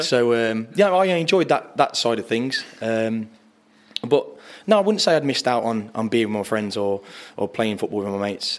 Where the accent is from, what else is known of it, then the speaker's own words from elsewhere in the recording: Arley, West Midlands, United Kingdom; growing up in Arley